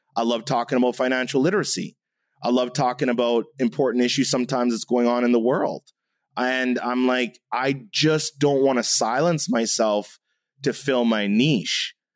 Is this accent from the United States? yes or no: no; Canada; I'm half German, I'm half Jamaican, I'm Canadian